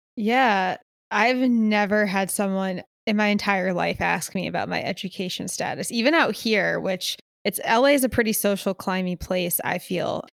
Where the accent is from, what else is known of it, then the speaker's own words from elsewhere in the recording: Connecticut, United States; also born or lived in Philadelphia; now in Los Angeles, United States; growing up in Connecticut